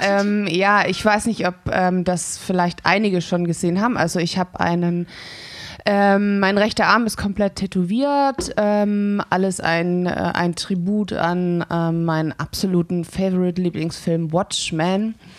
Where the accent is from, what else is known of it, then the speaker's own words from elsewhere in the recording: Stuttgart, Baden-Württemberg, Germany; ich komme gebürtig aus Stuttgart